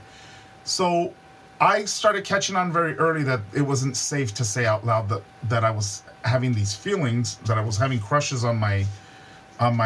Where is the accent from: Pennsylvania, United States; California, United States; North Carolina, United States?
California, United States; Hacienda Heights; I grew up in Hacienda Heights is very much it's not even an incorporated city. It's just a suburb of of a bigger area, and it's in the San Gabriel Valley, which is about 20 something miles outside of downtown